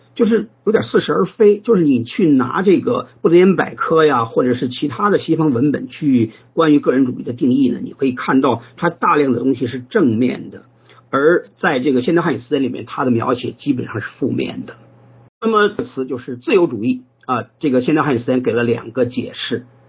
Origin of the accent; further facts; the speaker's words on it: China; 我们中国人